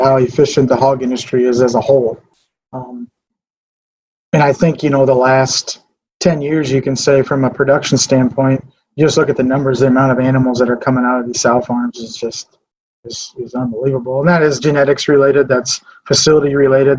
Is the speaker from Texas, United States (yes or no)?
no; Fairmont, Minnesota, United States; I grew up here in Martin County, Fairmont. Grew up here, went to school here.